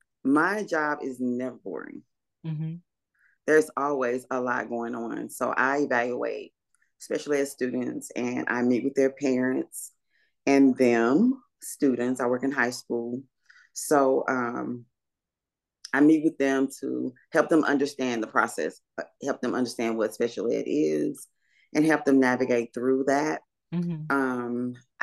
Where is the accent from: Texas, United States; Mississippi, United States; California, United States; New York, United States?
Mississippi, United States; Laurel; born there; I was born somewhere, obviously, but I was born in Laurel, Mississippi. So I'm a Mississippian, but I'm a Mississippi girl, but we moved a lot.